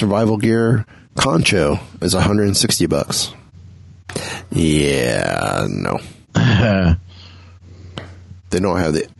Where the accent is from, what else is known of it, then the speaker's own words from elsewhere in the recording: Vancouver, British Columbia, Canada; I love my hometown of Vancouver and our obscenely gifted crew.